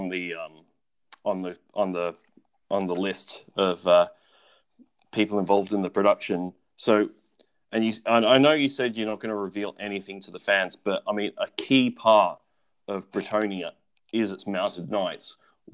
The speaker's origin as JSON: {"language": "English", "country": "Australia", "moved": "yes", "said": "I've got some friends back home in my home country of Australia"}